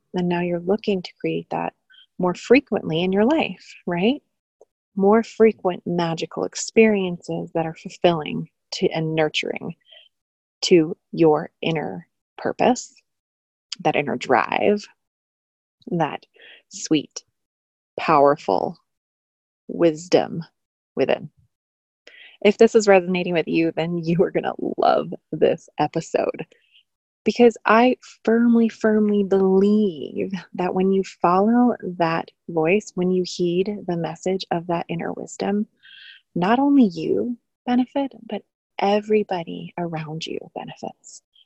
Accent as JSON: {"language": "English", "region": "New York", "country": "United States", "said": "being a New Yorker."}